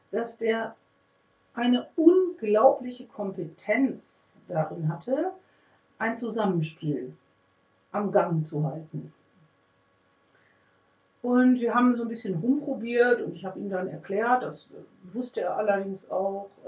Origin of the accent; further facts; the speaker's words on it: Münster, North Rhine-Westphalia, Germany; Ich komme aus Münster. Ich weiß, in Münster gäbe es die Möglichkeit, ambulant Musiktherapie zu machen.